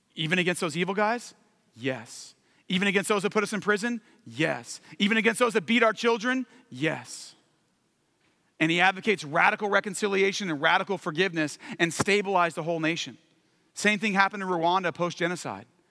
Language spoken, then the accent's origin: English; California, United States; moved away; also born or lived in Washington, D.C.; I'm from California long term, but we were living in D C